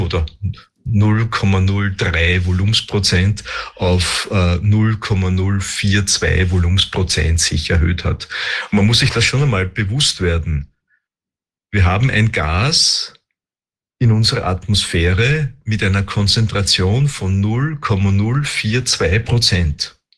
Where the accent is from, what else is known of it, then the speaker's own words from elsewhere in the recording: Austria; bei uns in Österreich